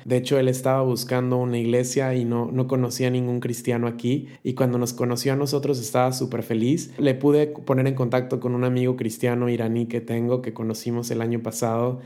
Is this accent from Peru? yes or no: no; Mexico; now in Turkey; yo no digo soy mexicano y por lo tanto soy cristiano